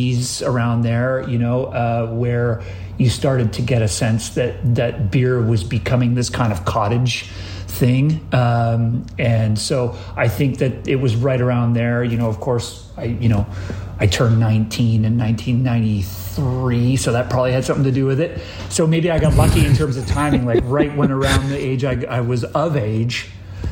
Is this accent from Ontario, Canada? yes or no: no; Victoria, British Columbia, Canada; now in Toronto, Canada; I grew up in Victoria, BC